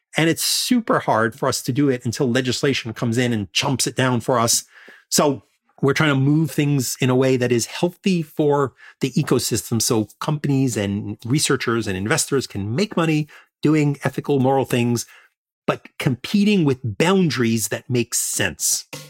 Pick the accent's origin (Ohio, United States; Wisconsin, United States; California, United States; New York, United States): New York, United States; New York City; in Coney Island, Brighton Beach uh, area where I grew up